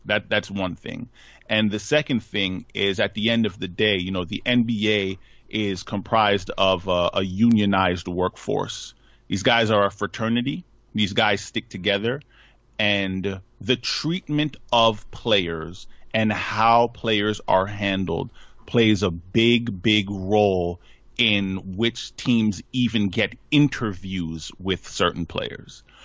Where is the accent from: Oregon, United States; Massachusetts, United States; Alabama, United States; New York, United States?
New York, United States; Hempstead; Hofstra Law School out in Hempstead, my hometown, um, out in Long Island.